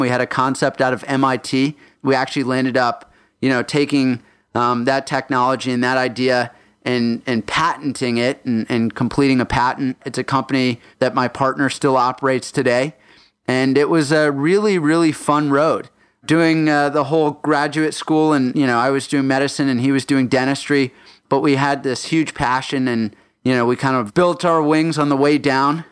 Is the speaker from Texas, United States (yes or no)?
yes; Houston, Texas, United States; also born or lived in Johannesburg, South Africa / Minnesota; we went down south to Houston, Texas, where I did my first through twelfth grade.